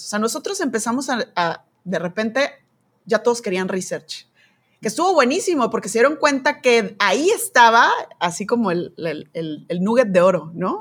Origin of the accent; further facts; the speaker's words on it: Mexico; soy mexicana